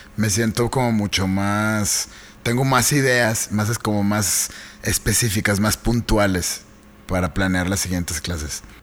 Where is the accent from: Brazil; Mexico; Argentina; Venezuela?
Mexico; como mexicanos